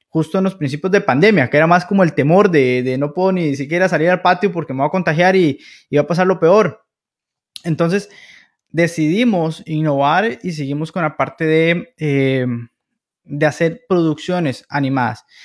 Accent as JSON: {"language": "Spanish", "country": "Costa Rica", "said": "Como buenos costarricenses"}